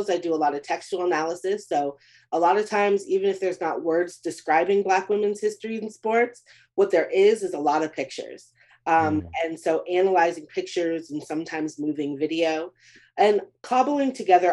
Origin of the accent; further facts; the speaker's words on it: Beaumont, Texas, United States; my hometown of Beaumont, Texas